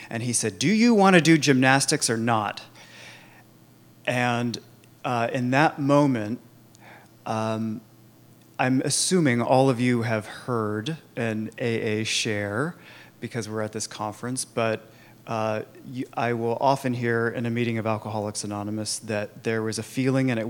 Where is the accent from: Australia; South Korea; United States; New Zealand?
United States; Sacramento, California; I was born and raised in Sacramento, two hours up the road, uh, the suburbs of Sacramento, actually, which in the um, early 80s was not as cute as it is now.